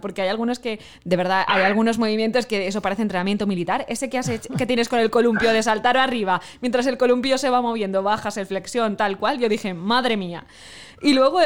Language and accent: Spanish; near Xàtiva, Valencian Community, Spain; yo soy de, cerquita de Jativa